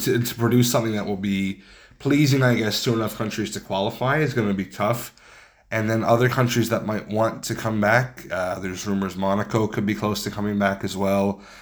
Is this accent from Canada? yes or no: yes; Canada; when Canadians travel